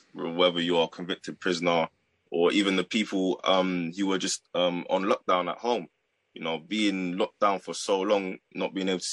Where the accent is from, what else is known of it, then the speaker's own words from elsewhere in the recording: London, United Kingdom; I'm from London.